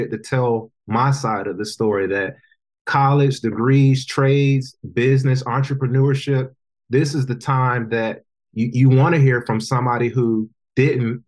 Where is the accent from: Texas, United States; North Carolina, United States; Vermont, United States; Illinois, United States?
North Carolina, United States; I work with a good group from my hometown of North Carolina